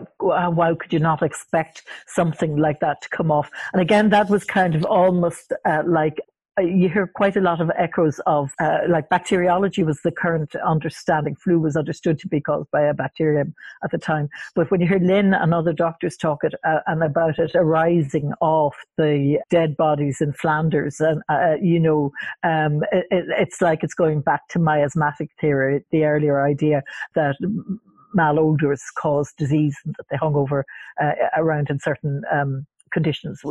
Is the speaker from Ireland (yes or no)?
yes; Wexford, Leinster, Ireland; I was the little Protestant child in Wexford